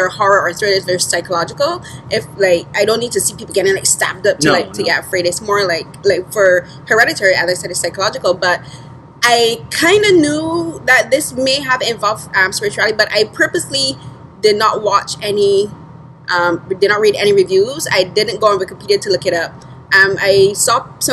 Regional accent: Barbados; moved away; growing up in the Caribbean, especially in Barbados, like our culture is very heavily influenced by Christianity and religion

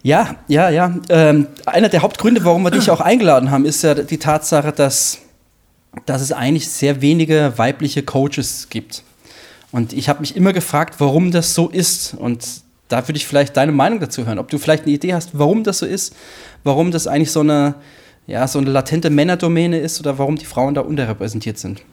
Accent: Hesse, Germany; als Hesse

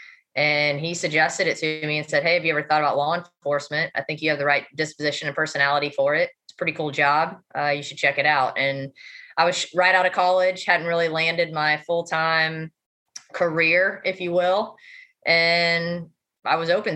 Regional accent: Kansas City, United States; moved away as an adult; now in Raleigh, United States; I'm from Kansas City

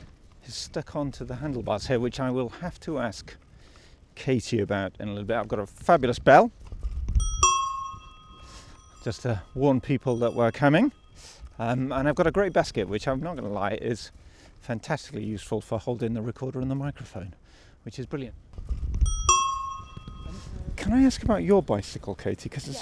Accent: Yorkshire and the Humber, United Kingdom; now in London, United Kingdom; I'm a Yorkshireman

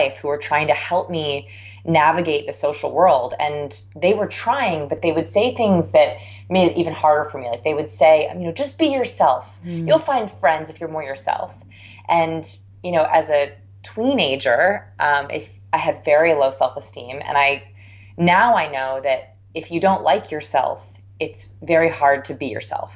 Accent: Southern California, United States; I grew up in Southern California, so it never rained

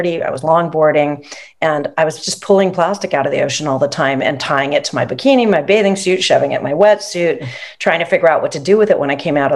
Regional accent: Los Angeles, California, United States; We grew up in Los Angeles, California, in Southern California

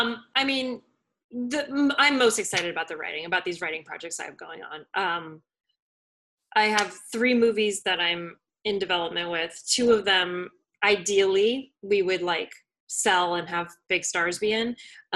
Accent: New Jersey, United States; I'm from Jersey.

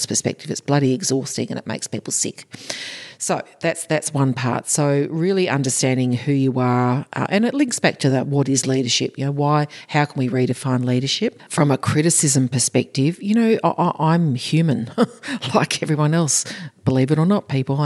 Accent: Australia; in Australia is part of our culture, AFL, part of our culture.

